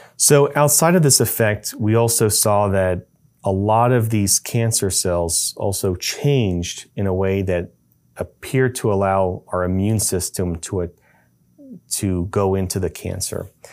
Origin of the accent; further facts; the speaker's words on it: Baton Rouge, Louisiana, United States; moved away; My background uh, comes from uh, growing up in uh, Louisiana. Uh, I'm from Baton Rouge, Louisiana.